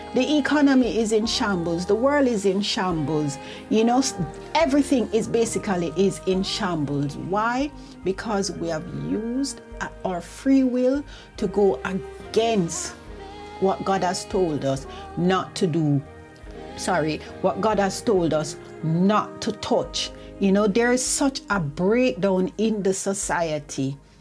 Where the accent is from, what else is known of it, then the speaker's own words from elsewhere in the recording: Jamaica; now in United Kingdom; I remember when I was growing up in Jamaica, we had devotion every morning.